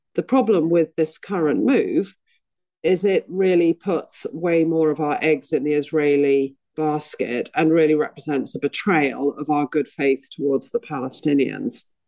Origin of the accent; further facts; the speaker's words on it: United Kingdom; I want to be proud of being British